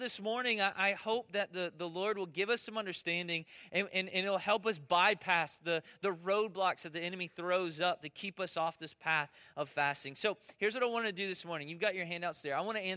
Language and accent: English; United States; I'm American